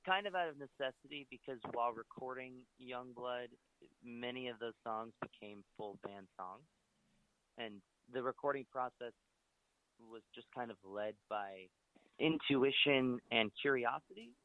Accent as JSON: {"language": "English", "town": "Lancaster", "region": "Pennsylvania", "country": "United States", "tie": "born or raised there", "also_born_or_lived": "Washington, D.C.", "moved": "as an adult", "said": "I grew up in Lancaster, Pennsylvania, and I lived there until I was 18."}